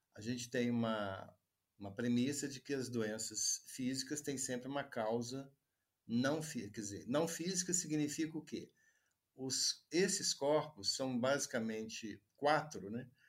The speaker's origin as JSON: {"language": "Portuguese", "town": "Juiz de Fora", "region": "Minas Gerais", "country": "Brazil", "tie": "born or raised there", "said": "Eu fiz graduação em medicina aqui em Juiz de Fora, onde eu vivo, né? atualmente, onde eu nasci também"}